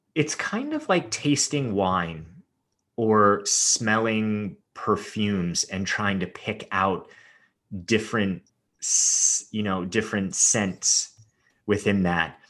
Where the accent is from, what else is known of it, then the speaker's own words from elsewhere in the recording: Los Angeles, California, United States; growing up in Hollywood the way that I did